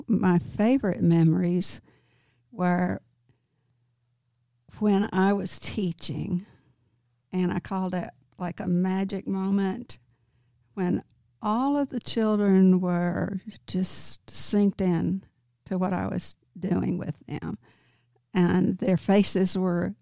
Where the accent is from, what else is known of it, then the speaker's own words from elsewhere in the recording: Prescott, Arkansas, United States; I'm from Prescott, Arkansas. That's where I grew up